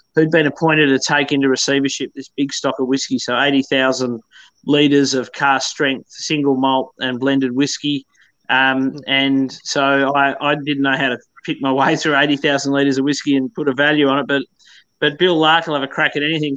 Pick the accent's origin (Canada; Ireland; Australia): Australia; Bothwell, Tasmania; I grew up in in Bothwell, um, which is my hometown